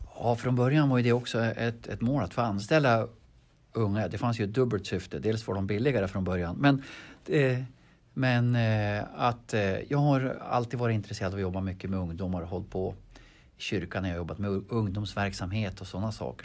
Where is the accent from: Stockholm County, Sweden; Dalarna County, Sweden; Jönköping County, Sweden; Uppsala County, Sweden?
Uppsala County, Sweden; Harbo; jag är född i Harbo. Jag är född på bondgård